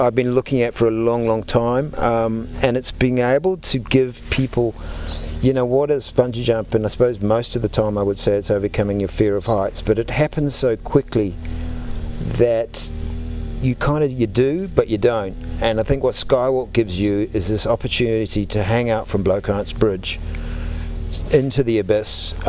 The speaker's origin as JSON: {"language": "English", "country": "New Zealand", "moved": "yes", "lives_now": "South Africa", "said": "I have to be honest, I've lived more in South Africa than I lived in New Zealand"}